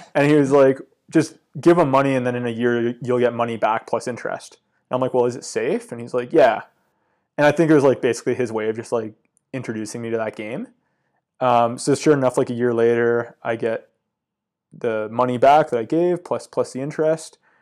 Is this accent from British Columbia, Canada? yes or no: yes; Comox, British Columbia, Canada; growing up on Vancouver Island, uh, Comox is, like, a really cool town